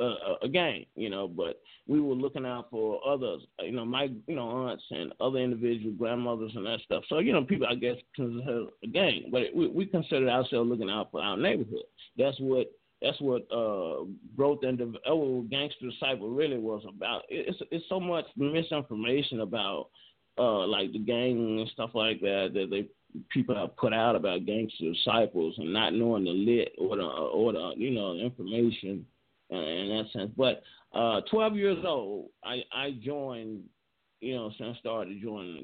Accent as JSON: {"language": "English", "town": "Memphis", "region": "Tennessee", "country": "United States", "tie": "born or raised there", "said": "we grew up around back in North Memphis"}